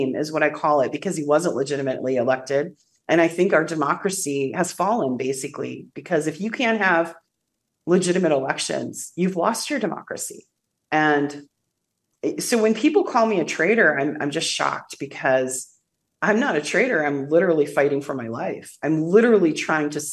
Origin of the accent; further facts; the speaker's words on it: Wisconsin, United States; moved away as an adult; also born or lived in California; now in Russia; I grew up on a farm in Wisconsin. I was born in California.